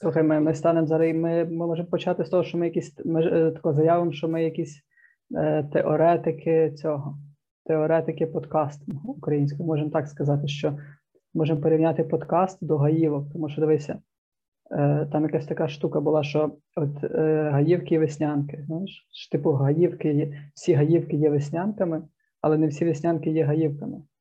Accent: Zarvanytsia, Ternopil Oblast, Ukraine; Трибуданський район, Тернопільська область. Зерваниця це, типу, Мекка

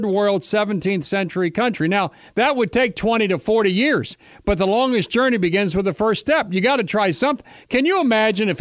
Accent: Cincinnati, Ohio, United States; my hometown of Cincinnati

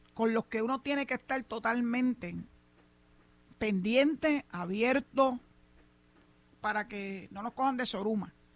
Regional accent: Cabo Rojo, Puerto Rico; aquí en mi pueblo de Cabo Rojo

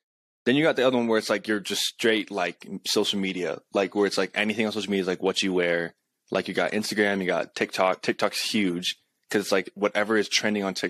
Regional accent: Colorado, United States; also born or lived in California; I'm from Colorado.

